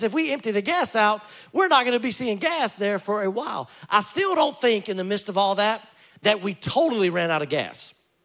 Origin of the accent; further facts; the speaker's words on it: Louisiana, United States; I grew up in Louisiana